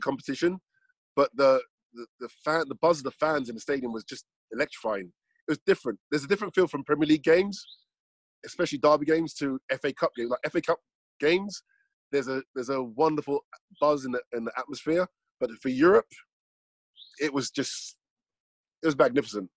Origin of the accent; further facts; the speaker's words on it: London, United Kingdom; moved away; I was from London